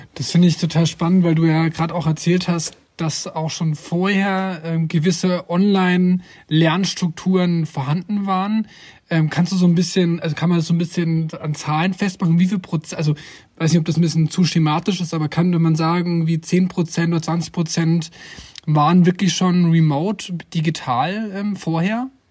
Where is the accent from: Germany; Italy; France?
Germany; bei uns in Deutschland